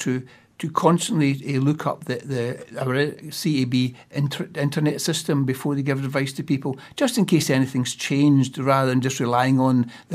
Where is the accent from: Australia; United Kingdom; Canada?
United Kingdom; now in Wellington, New Zealand; you can probably tell from my language, my accent, that I'm from the UK